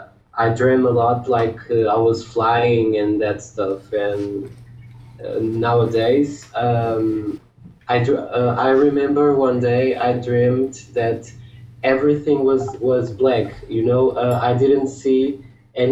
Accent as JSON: {"language": "English", "country": "Portugal", "second_language": "English", "said": "I'm from Portugal"}